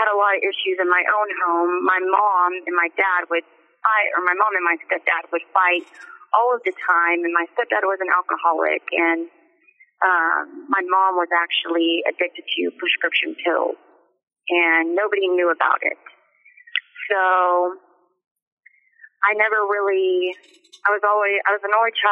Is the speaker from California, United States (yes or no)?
no; Oklahoma, United States; the town that I grew up in Oklahoma